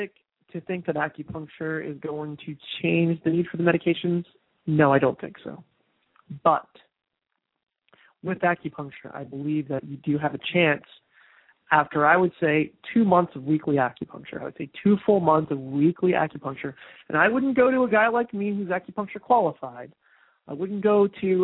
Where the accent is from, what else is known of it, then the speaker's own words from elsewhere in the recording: New Jersey, United States; I'm from New Jersey